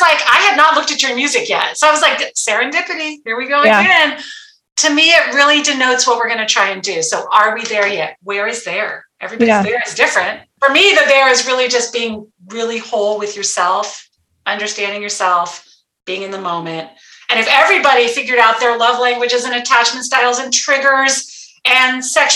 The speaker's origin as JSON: {"language": "English", "town": "Guerneville", "region": "California", "country": "United States", "tie": "born or raised there", "also_born_or_lived": "Santa Rosa, California", "moved": "as an adult", "said": "I grew up in Guerneville, California."}